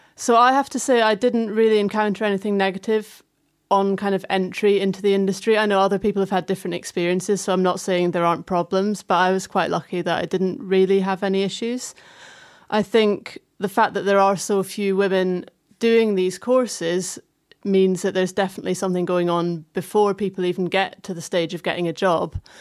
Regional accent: Fife, Scotland, United Kingdom; moved away; I grew up in Fife, um, which is just like 20 minutes south of Dundee

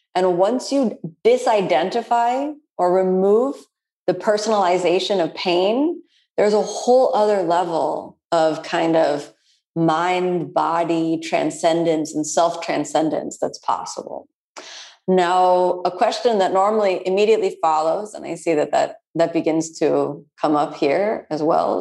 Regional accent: Florida, United States; I'm from Florida

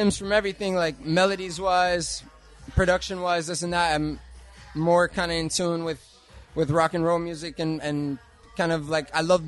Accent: Asheville, North Carolina, United States; moved away as an adult; I come from Asheville, North Carolina. It's a small town in the South. I've been out here about 6 years.

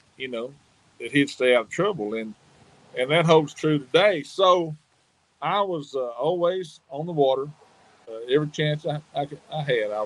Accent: Hot Springs, Arkansas, United States; I grew up in Hot Springs, Arkansas.

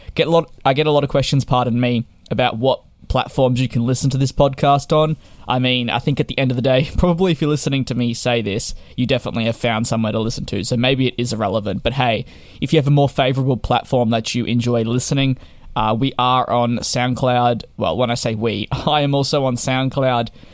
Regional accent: Victoria, Australia; my home state of Victoria

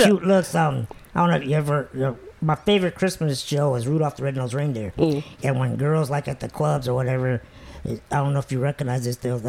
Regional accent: Indiana, United States; moved away as an adult; now in Florida, United States; I'm from Indiana.

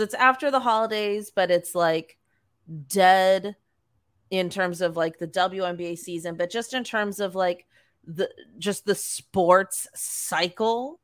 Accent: Canada; we're Canadian

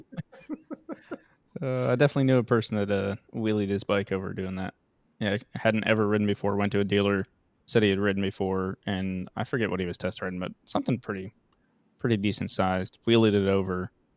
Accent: Utah, United States; also born or lived in Washington; We're both from Utah, so Wyoming feels more, more close to home

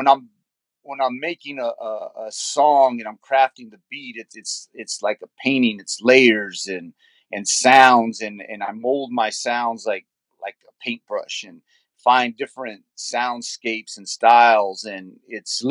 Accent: Loving, New Mexico, United States; also born or lived in San Jose, California; now in Yuma, United States; I was born in San Jose, California, and I grew up in Loving, New Mexico, and I reside in Yuma, Arizona now

